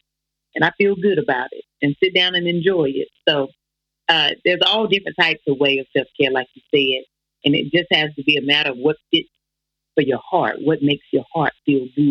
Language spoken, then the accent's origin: English; the South, United States; I'm from the South, so I'm a real Southern woman.